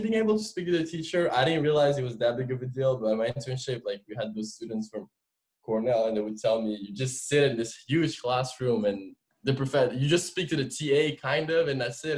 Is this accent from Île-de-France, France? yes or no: yes; Paris suburbs, Île-de-France, France; English is a second language; moved away as an adult; now in United States; I was born and raised in France. Uh, my parents are both immigrants from Algeria. Uh, we grew up. When I say France, when I say Paris, it's not really Paris. I uh, kind of the suburb